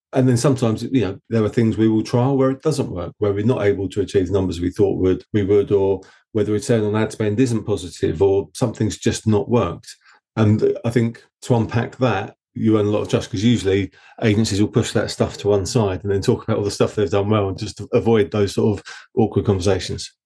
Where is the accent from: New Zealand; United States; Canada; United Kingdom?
United Kingdom; Essex, East of England; accent: Essex; my dodgy Essex accent